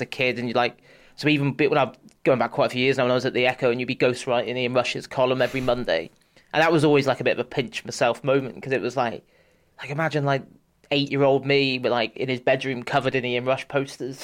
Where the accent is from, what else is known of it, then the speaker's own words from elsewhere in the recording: Bath, South West England, United Kingdom; I, I grew up in Bath in the southwest of England